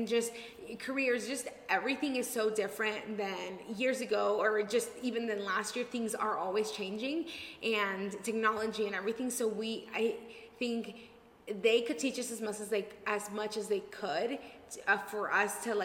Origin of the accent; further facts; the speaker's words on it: Mexico; now in Denver, United States; I was raised in Mexico and I was not like rich, but I grew up pretty well